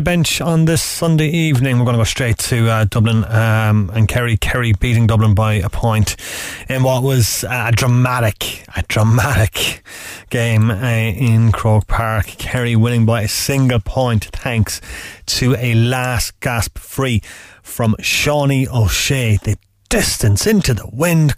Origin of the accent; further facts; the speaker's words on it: Derry, Northern Ireland, United Kingdom; I was born in Derry